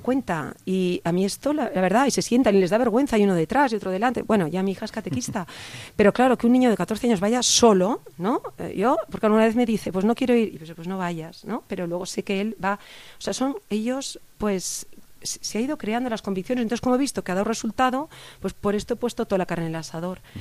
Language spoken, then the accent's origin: Spanish; Barcelona, Catalonia, Spain; moved away as an adult; now in Pozoblanco, Spain; Soy mm. catalana, soy de Barcelona